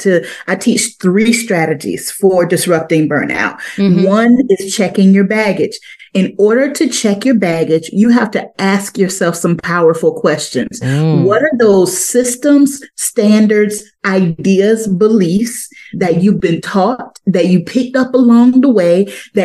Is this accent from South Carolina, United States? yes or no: yes; Crocketville, South Carolina, United States; moved away; I am from Crockettville, South Carolina